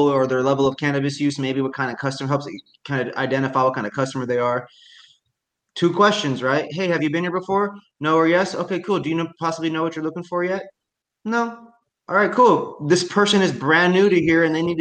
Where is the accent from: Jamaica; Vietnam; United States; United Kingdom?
United States; Indiana; now in Washington, United States; I grew up in Indiana